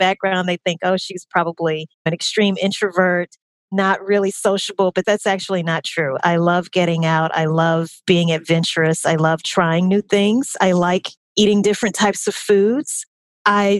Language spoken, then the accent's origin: English; Baton Rouge, Louisiana, United States; moved away as an adult; also born or lived in New Orleans, Louisiana; now in Atlanta, United States; I am originally from Baton Rouge, Louisiana, lived in New Orleans for about 8 years